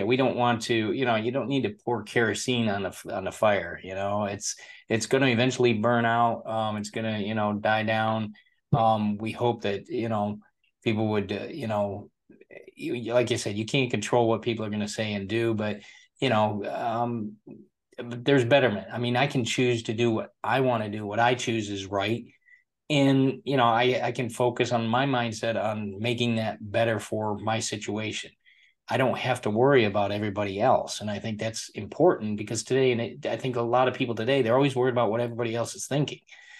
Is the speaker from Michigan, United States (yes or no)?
yes; Michigan, United States; I'm originally from Michigan myself, grew up in the Midwest.